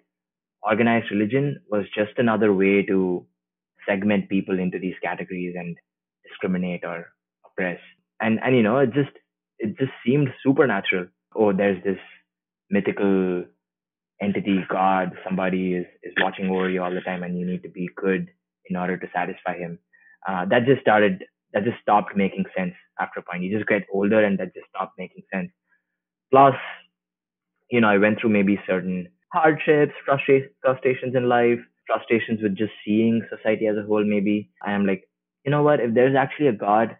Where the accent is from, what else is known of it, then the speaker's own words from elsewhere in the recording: India; now in San Francisco Bay Area, United States; I grew up in India, and I grew up in a traditionally religious Hindu family